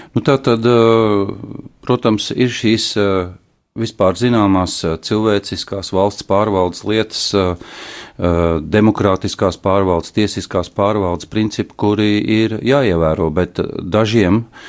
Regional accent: Ventspils, Kurzeme, Latvia; born or raised there

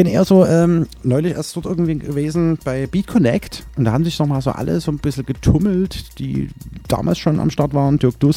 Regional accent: Chemnitz, Saxony, Germany; moved away; Ja, Karl-Marx-Stadt. Als karl marx genau. Oder Nischelstedt. Quasi, genau. Und, äh, Nicht quasi, ich bin da geboren.

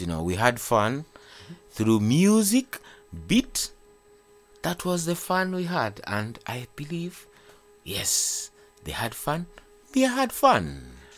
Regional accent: Kampala, Central Region, Uganda; I'm raised uh, in Kampala. Mm-hmm. That is uh, the uh, Makindye district.

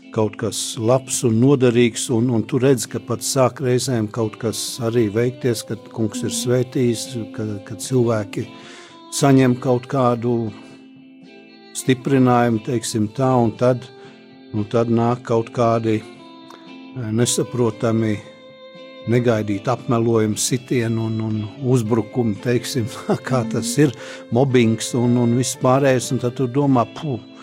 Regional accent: Talsi, Latvia; also born or lived in Riga, Latvia; now in Čekava, Latvia; es esmu dzimis Tausos

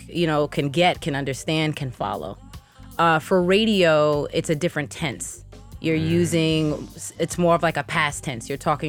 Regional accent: New York, United States; Growing up in New York, I mean, that was like life.

